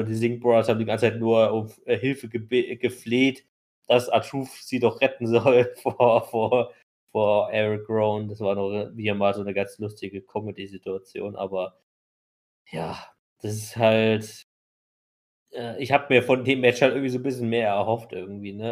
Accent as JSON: {"language": "German", "country": "Germany", "said": "wie es für uns halt ist als Deutsche"}